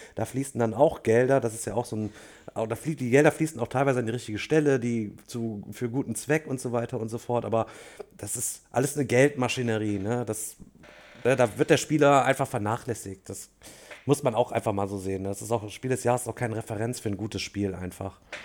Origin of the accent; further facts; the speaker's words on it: Germany; als Deutsche